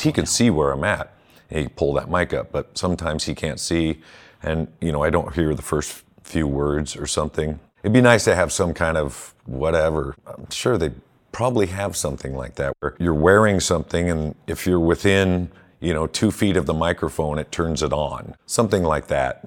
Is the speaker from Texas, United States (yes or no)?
no; Southern California, United States; moved away as an adult; now in Colorado, United States; I grew up in Southern California